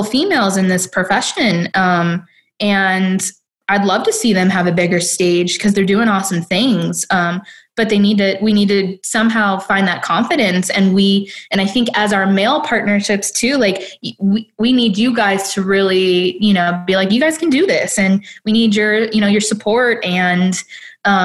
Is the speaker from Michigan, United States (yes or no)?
yes; Detroit, Michigan, United States; I'm from Detroit.